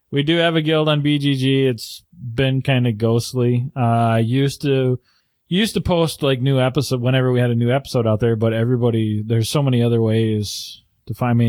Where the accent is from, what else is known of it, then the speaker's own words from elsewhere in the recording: Canada; And I'm the Canadian.